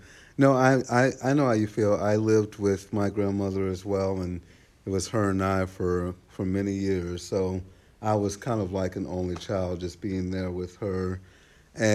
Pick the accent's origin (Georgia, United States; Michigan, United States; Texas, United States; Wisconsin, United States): Texas, United States; the South; I'm from the South. I'm from here